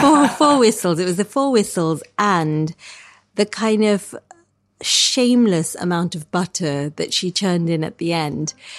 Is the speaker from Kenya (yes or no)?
yes; Kenya; now in United Kingdom; I grew up in Kenya in this kind of really wild terrain